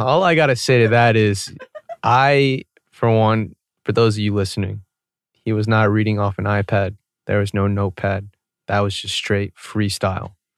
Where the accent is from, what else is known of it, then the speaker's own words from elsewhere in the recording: Atlanta, Georgia, United States; growing up in Atlanta, I went to a very predominantly white school.